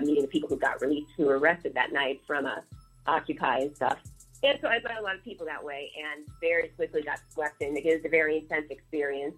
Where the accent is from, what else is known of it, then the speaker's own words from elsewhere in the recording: St. Louis, Missouri, United States; moved away as an adult; now in Chicago, United States; I'm from St. Louis, um, and you know, so I'm in Chicago